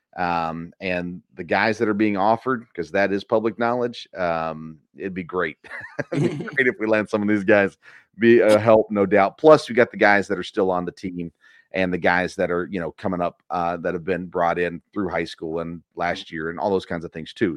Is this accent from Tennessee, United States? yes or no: yes; Tennessee, United States; moved away; I grew up in Tennessee